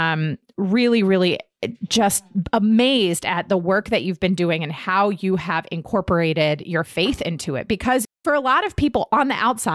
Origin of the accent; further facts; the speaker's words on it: Herndon, Virginia, United States; moved away; also born or lived in Newport News, Virginia; I grew up on Jackson Street, which was behind the Tortilla Factory